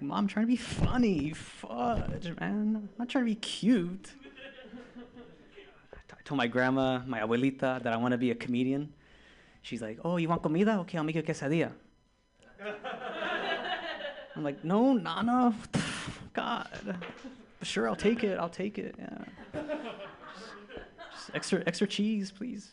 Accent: Tijuana, Baja California, Mexico; I'm from the border, man. I'm from Tijuana.

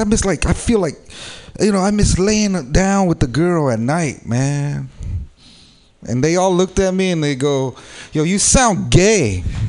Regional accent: San Jose, California, United States; I am from San Jose. I'm from the South Bay

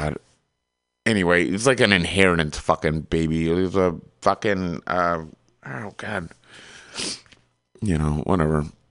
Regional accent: Michigan, United States; I grew up in Michigan

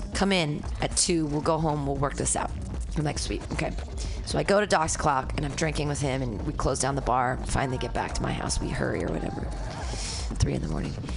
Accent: San Francisco, California, United States; I'm from San Francisco.

